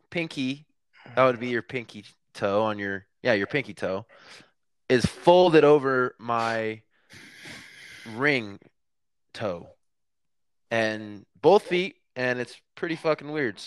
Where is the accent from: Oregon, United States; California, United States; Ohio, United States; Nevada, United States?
Nevada, United States; Elko; moved away as an adult; also born or lived in Dillon, Montana; I'm from Elko, Nevada.